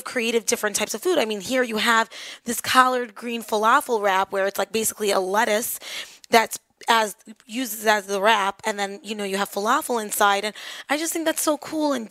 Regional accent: Five Towns, New York, United States; I'm from the Five Towns and I basically represent it, they wanted someone who's from here

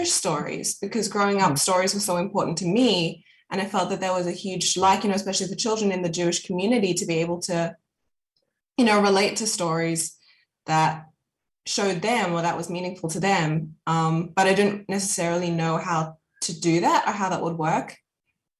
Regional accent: Sydney, New South Wales, Australia; also born or lived in Johannesburg, South Africa / America; I grew up in Sydney

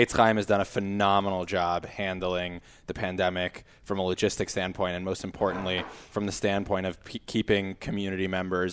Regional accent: San Antonio, Texas, United States; moved away; I grew up in Texas, South Texas, so a little out of the box, San Antonio

